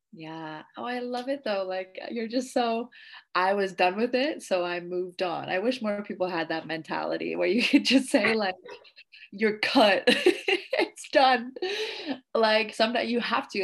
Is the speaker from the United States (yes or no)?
no; Canada; now in Indonesia